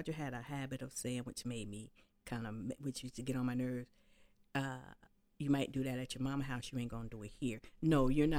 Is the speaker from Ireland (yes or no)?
no; York, Pennsylvania, United States; From York, Pennsylvania.